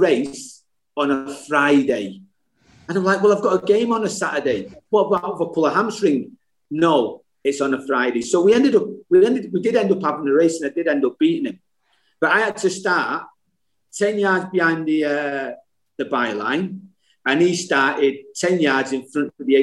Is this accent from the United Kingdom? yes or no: yes; Salford, North West England, United Kingdom; growing up in Salford